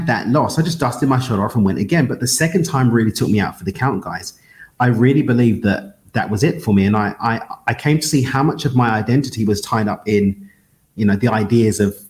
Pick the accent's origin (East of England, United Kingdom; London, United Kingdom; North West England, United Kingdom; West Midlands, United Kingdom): London, United Kingdom; I'm born and raised in East London in the UK.